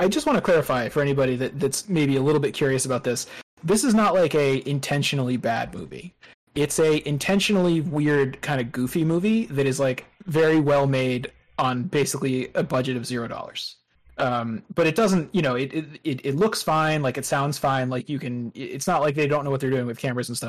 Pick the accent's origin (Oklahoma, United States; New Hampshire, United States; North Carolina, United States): New Hampshire, United States; Southern; where I grew up in Southern New Hampshire